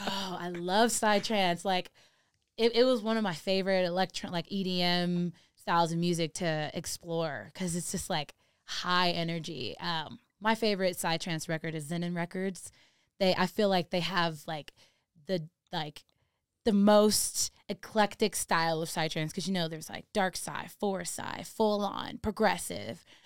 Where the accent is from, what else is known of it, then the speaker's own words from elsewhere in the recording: Redondo Beach, California, United States; moved away as an adult; now in Denver, United States; I grew up in Redondo Beach.